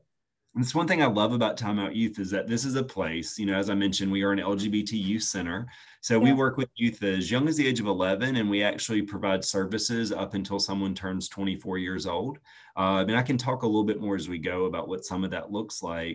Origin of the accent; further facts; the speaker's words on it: Chester, South Carolina, United States; I grew up in Chester, South Carolina, grew up on a farm